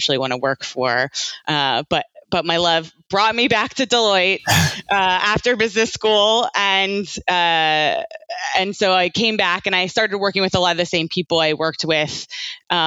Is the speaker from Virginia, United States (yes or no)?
yes; Virginia, United States; moved away as an adult; also born or lived in Georgia; now in London, United Kingdom; I grew up in Virginia